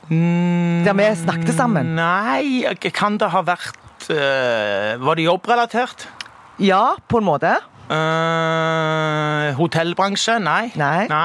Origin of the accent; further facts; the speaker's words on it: Stavanger, Rogaland, Norway; Jeg er fra Pedersgata, født i 1964.